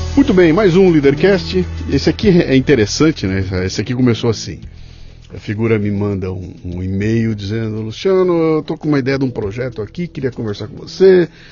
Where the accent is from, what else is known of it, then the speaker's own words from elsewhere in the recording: Bauru, São Paulo, Brazil; eu sou de Bauru e Bauru é uma cidade absolutamente plana